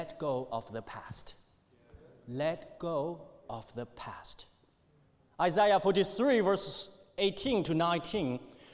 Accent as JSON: {"language": "English", "country": "China", "tie": "born or raised there", "moved": "yes", "said": "when I was growing during China's economic boom, things were a lot different for me"}